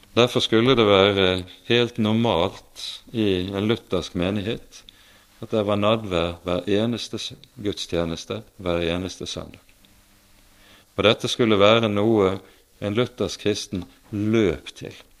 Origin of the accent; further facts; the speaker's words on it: Bergen, Vestland, Norway; Bergenshallen hjemme i Bergen